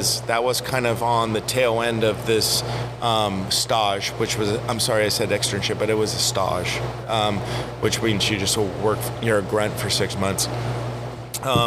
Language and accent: English; United States; we are Americans. I am an American.